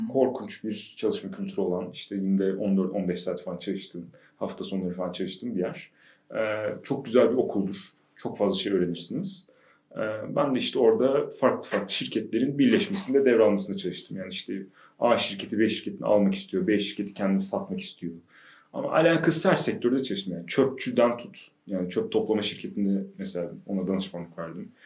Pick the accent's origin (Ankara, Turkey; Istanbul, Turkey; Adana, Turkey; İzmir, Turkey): Ankara, Turkey; ben e, işte Ankaralıyım. TED mezunuyum.